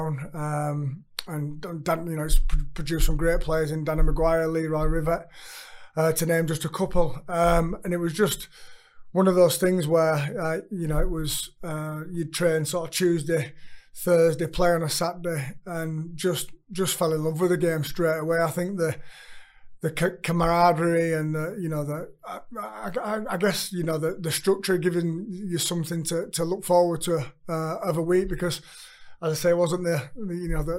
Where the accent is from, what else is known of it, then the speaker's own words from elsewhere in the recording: Leeds, Yorkshire and the Humber, United Kingdom; growing up in East End Park